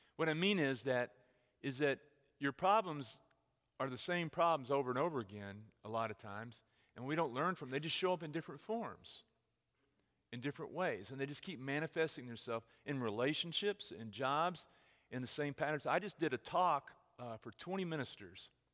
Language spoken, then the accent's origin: English; Texas, United States; moved away; I'm from Texas.